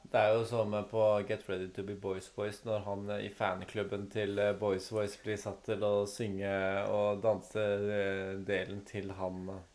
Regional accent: Norway; fordi vi er norsk.

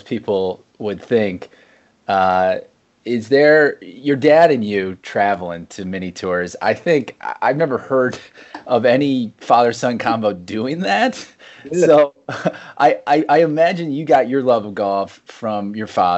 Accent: Akron, Ohio, United States; now in Illinois, United States; I'm from Akron, Ohio. I played my collegiate golf for the University of Akron Zips

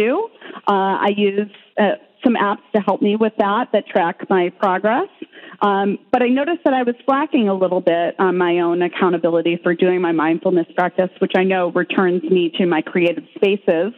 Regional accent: Midwest, United States; I grew up in the Midwest

